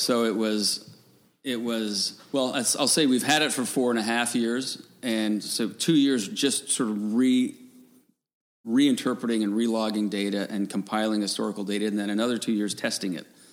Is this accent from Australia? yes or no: no; Newfoundland and Labrador, Canada; I grew up in Newfoundland